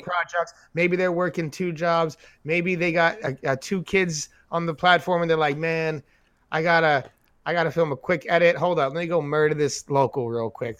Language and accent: English; New York, United States; we're from New York